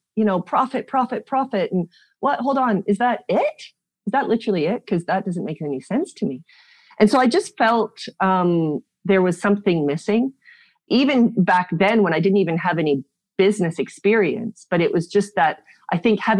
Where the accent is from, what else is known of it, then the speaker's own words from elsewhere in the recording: South Africa; born there; I was born in South Africa. A whole lot of my family live in South Africa.